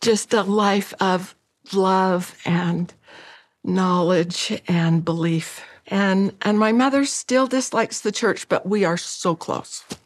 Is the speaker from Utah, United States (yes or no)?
yes; Utah, United States; I grew up in Utah with great friends